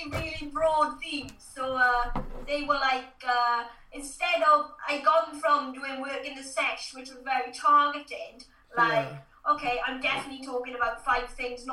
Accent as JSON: {"language": "English", "region": "South Wales", "country": "United Kingdom", "said": "because I'm from South Wales, I had to have a different dialect."}